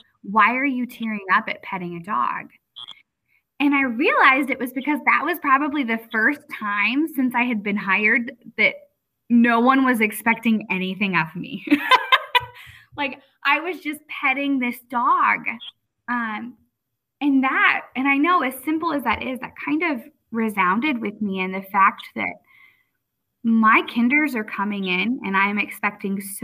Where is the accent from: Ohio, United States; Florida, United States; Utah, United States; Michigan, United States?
Florida, United States; moved away as an adult; now in Lafayette, United States; I am originally from Florida